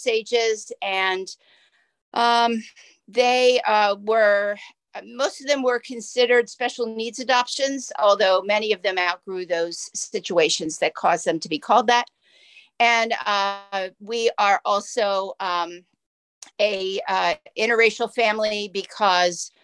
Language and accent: English; Philadelphia, Pennsylvania, United States; also born or lived in Lansdale, Pennsylvania; I grew up in Philadelphia